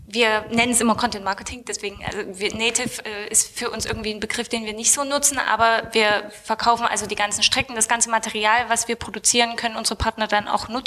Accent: Saxony, Germany; aber wir kommen ja aus Sachsen, das heißt, das, äh, sind Ostdeutsche.

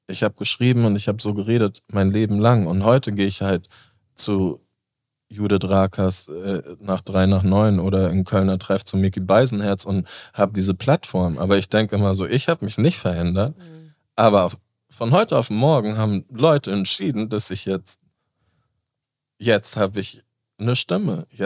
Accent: Basel, Basel-Stadt, Switzerland; ich komme aus Basel.

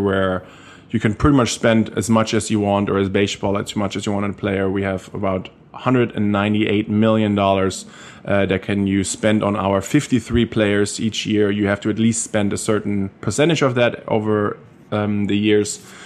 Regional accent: Germany; accent: German; English is a second language; moved away as an adult; now in United States; growing up in Germany, coming to America, playing college football

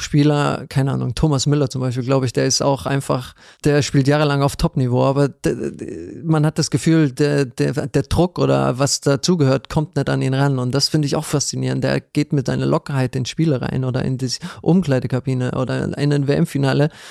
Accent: Ludwigshafen, Rhineland-Palatinate, Germany; ich bin in Ludwigshafen geboren, das ist in ja. Rheinland-Pfalz

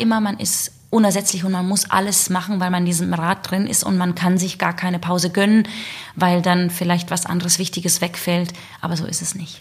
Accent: Southern Germany, Germany; moved away as an adult; also born or lived in Salzburg / Hamburg; ich komme aus dem Süden

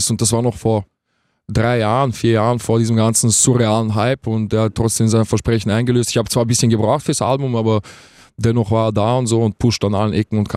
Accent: Vienna, Austria; Ich bin aus Wien. Ich bin aus Wien, ähm, 26.

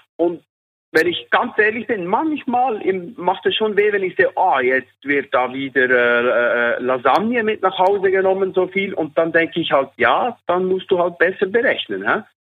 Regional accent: Switzerland; Bei uns in der Schweiz

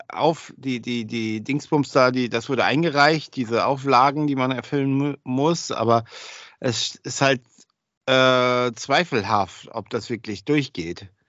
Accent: Oldenburg, Lower Saxony, Germany; als Oldenburger in Wilhelmshaven zu spielen.

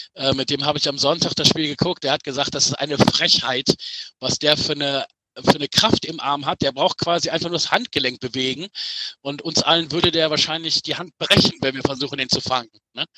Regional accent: Düsseldorf, North Rhine-Westphalia, Germany; ich bin gebürtiger Düsseldorfer

